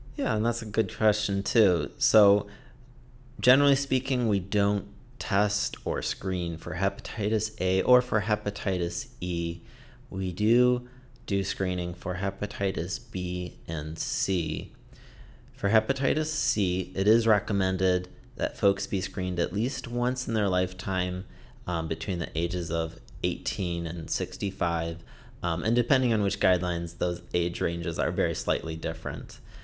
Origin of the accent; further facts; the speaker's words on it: Detroit, Michigan, United States; moved away as an adult; also born or lived in Florida / Massachusetts; now in Portland, United States; I grew up in Michigan, suburbs of Detroit